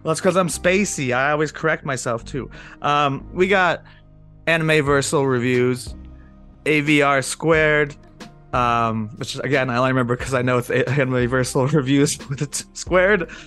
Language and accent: English; Denver, Colorado, United States; I grew up in Denver